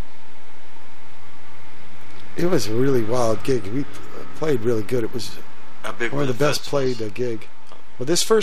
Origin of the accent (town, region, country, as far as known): California, United States; born or raised there; also born or lived in Virginia